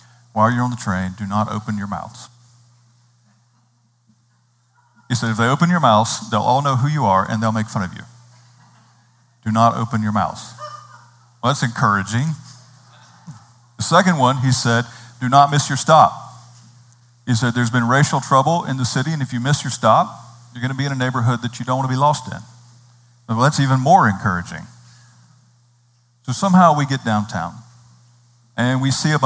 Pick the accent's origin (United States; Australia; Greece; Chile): United States; North Carolina; moved away; I grew up in North Carolina. I grew up in a wonderfully rural kind of a setting in North Carolina.